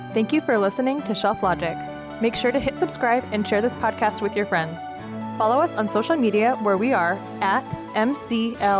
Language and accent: English; United Kingdom; being British